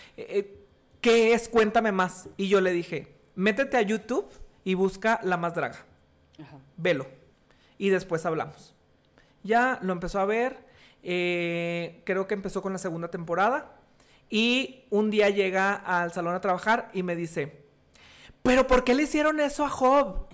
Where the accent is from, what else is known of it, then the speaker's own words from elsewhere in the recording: Sabinas, Coahuila, Mexico; moved away as an adult; also born or lived in Monterrey; now in Saltillo, Mexico; yo soy originario de Sabinas, Coahuila, y emigré